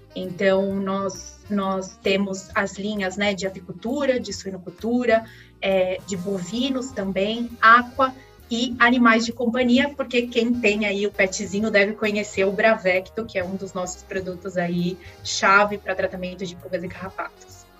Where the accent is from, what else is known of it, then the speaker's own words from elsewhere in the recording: São Paulo, Brazil; De São Paulo mesmo, nasci ah. aqui em São Paulo, na capital, e, e desde então estou aqui, estudei aqui na, em São Paulo também.